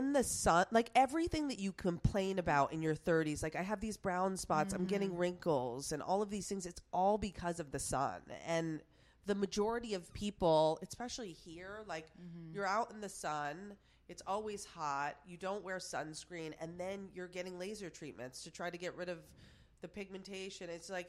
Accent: Plattsburgh, New York, United States; Plattsburgh, New York. You've never. Wow. You have no idea. But it's like 30 minutes away from Montreal, Canada.

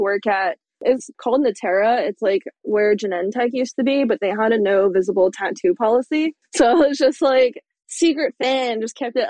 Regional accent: California, United States; moved away as an adult; also born or lived in San Francisco; now in Portland, United States; I'm from California

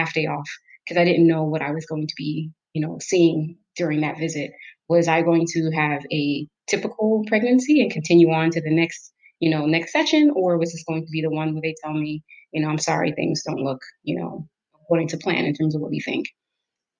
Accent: New York, United States; moved away as an adult; also born or lived in Jamaica / Detroit area, United States; now in Detroit, United States; I grew up in New York

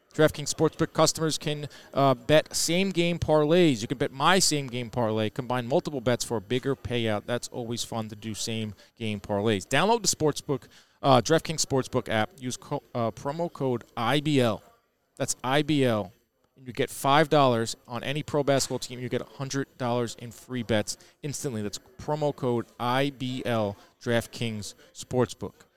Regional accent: New York, United States; as a New Yorker

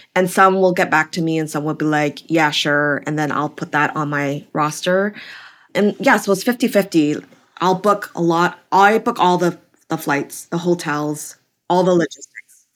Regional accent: Vancouver, British Columbia, Canada; moved away as an adult; also born or lived in California; now in New York, United States; I'm originally from Canada, Vancouver, B C, so opposite coast from you

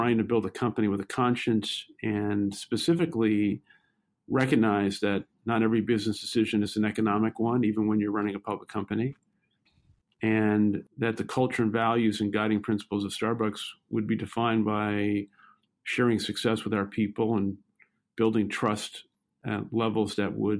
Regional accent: New York City, New York, United States; I grew up in Brooklyn, New York, and lived most of my young adolescent and teenage life in public housing.

